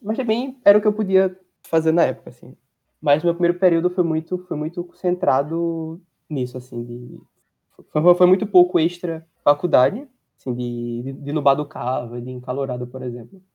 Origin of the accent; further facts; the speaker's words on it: Caruaru, Pernambuco, Brazil; moved away as an adult; now in Recife, Brazil; Eu estudo no Federal em Recife e sou do Caruaru.